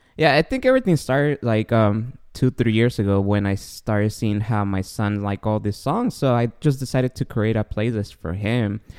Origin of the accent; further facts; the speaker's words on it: Guatemala; moved away; I grew up in Guatemala